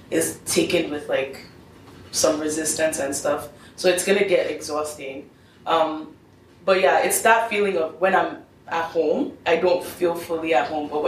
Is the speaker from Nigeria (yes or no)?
yes; Nigeria; I'm still Nigerian. I still have a responsibility to talk about that. What happens in Nigeria still affects me.